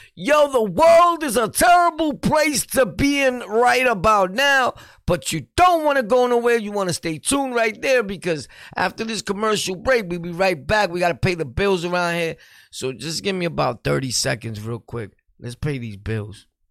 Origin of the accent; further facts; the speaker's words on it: New York, United States; We're from New York